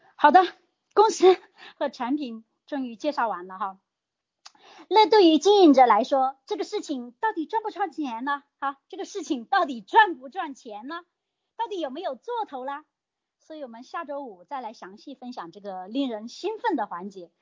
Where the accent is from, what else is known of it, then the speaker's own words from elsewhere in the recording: China; 我们大陆这边